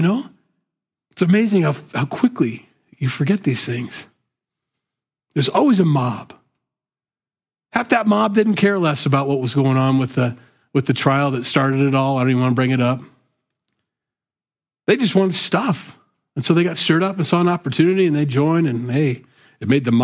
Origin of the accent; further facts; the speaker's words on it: Sioux City, Iowa, United States; I'm from the Midwest, I'm from Sioux City, Iowa, just so you think I didn't come from like a coast and think, you backwards hicks. No, I'm a hick. I was born here